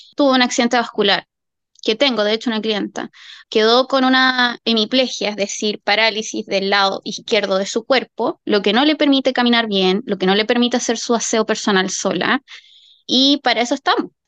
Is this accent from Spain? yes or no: no; Chile; now in Australia; en Chile, de donde vengo yo